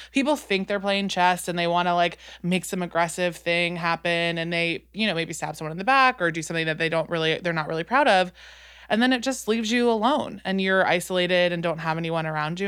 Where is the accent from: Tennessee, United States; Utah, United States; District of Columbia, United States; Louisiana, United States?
Louisiana, United States; New Orleans; I'm from New Orleans